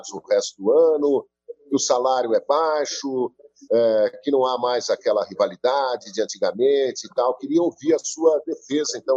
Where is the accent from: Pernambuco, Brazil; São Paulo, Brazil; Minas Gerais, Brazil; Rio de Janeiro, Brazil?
São Paulo, Brazil; Brotas; accent: caipira; also born or lived in Pederneiras / São Carlos; sou caipira de Brotas, morei em Pederneiras, morei em São Carlos